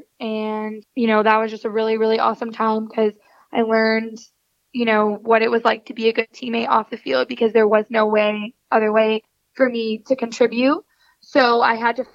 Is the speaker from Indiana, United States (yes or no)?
no; Atlanta, Georgia, United States; moved away as an adult; also born or lived in Texas; when I was about 4 and a half, we moved to Atlanta or Petrie City, and that's kind of where I grew up my whole life.